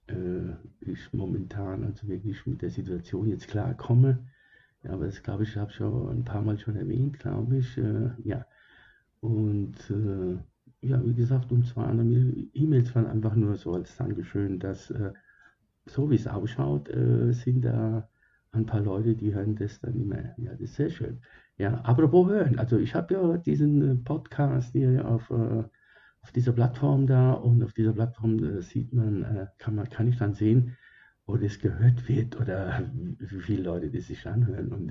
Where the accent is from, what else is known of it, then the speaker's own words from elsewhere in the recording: Germany; also born or lived in Sicily, Italy; Äh, ich äh, wurde geboren in Sizilien, ja. Das war vor langer, langer Zeit, ich glaube vor 300 Jahren. Und äh, ja, und als ich ähm, dann zwei Jahre jung war, wurde ich gegangen gekommen nach Germany.